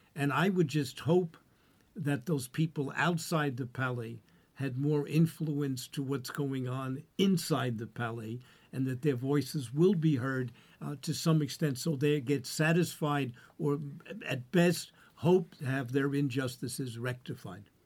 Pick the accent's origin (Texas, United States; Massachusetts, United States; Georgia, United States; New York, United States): New York, United States; accent: New York; as a New Yorker, as you can easily tell by my accent